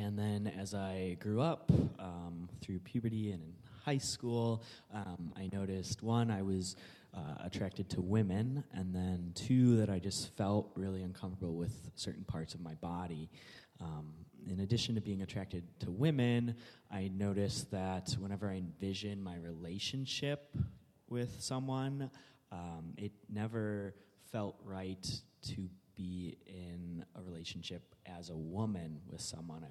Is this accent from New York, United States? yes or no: no; Tinley Park, Illinois, United States; I am originally from Tinley Park, Illinois, so like 45 minutes south